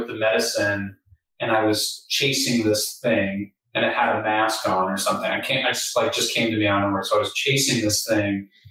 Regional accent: United States; I can speak as an American

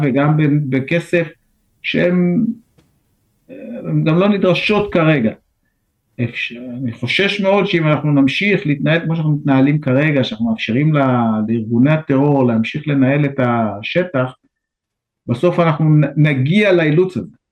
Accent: Israel

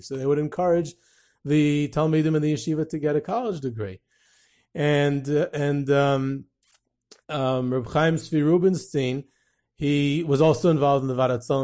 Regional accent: Monsey, New York, United States; I grew up in Muncie

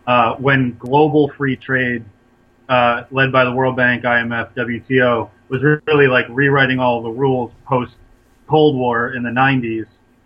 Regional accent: Boston, Massachusetts, United States; I grew up in the Boston punk and hardcore scene in the late 90s.

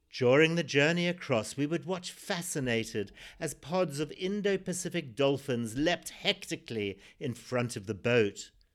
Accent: Zimbabwe; born or raised there

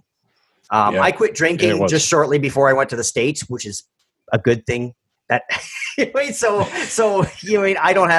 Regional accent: Canada; I'm Canadian

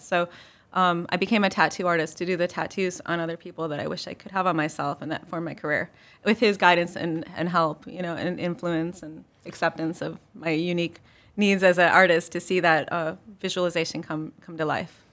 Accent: Chicago, Illinois, United States; now in Marion, United States; I grew up in Chicago

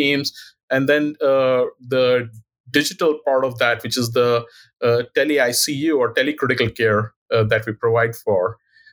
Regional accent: India; moved away as an adult; now in Cleveland, United States; I was born in India and I did my medical school training in India. And then subsequently, I came here in 2001.

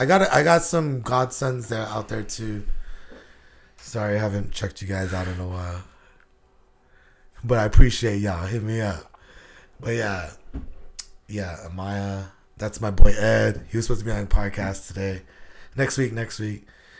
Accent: Guam; Yeah, I'm from Guam.

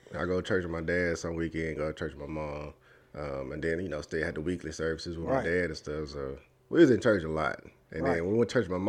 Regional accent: DeSoto, Texas, United States; I grew up in DeSoto, DeSoto, Texas.

